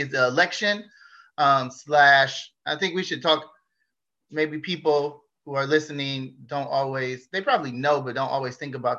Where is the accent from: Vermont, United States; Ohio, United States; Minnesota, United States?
Ohio, United States; Cleveland; also born or lived in California; now in Japan; I moved here from California. My hometown is Cleveland